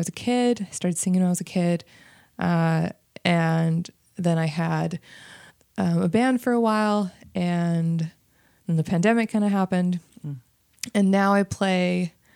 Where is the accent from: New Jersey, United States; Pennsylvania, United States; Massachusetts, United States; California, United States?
California, United States; San Diego; also born or lived in Encinitas; I'm from San Diego, live now in Encinitas